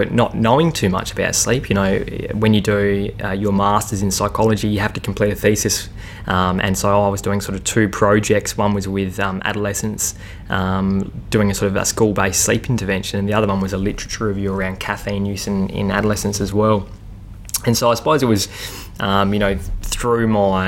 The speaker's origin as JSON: {"language": "English", "region": "South Australia", "country": "Australia", "said": "I'm from South Australia originally"}